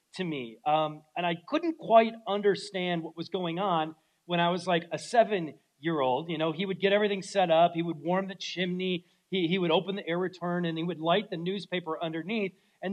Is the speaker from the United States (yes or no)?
yes; Minnesota, United States; moved away; growing up in Minnesota could be harsh in the winter times